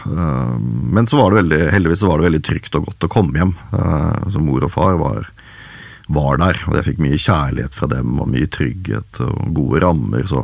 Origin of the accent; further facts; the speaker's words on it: Haugesund, Rogaland, Norway; born there; also born or lived in Sola / Overhalla / Skogn / Hedmarken; så jeg er født i Haugesund, eh, men bodde litt eh, der. Bodde litt på Sola. Eh, bodde noe som heter Overhalla oppe i Trøndelag. Bodde i Skogn.